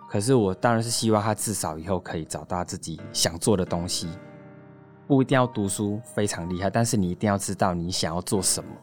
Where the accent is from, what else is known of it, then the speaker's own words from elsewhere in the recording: Singapore; moved away as an adult; also born or lived in Taiwan; now in Tamsui, Taiwan; 我是来自新加坡嘛，那我也是台湾女婿。 然后我在台湾已经第三年了。嗯。那现在是在淡水区开了一间甜点工作室，叫R B K Curry